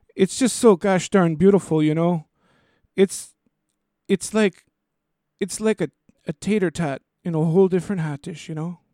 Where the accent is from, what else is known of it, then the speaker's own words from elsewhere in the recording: Twin Cities, Minnesota, United States; we're from the Twin Cities, which is two separate cities, Minneapolis